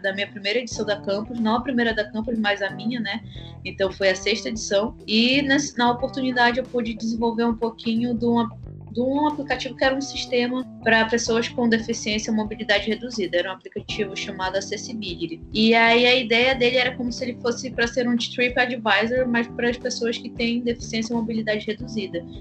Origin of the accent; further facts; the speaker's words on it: Amapá, Brazil; sou do estado do Amapá, extremo norte do Brasil